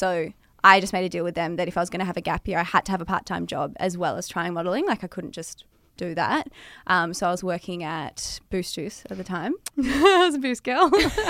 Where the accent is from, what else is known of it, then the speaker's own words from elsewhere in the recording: Melbourne, Victoria, Australia; I grew up here in Melbourne.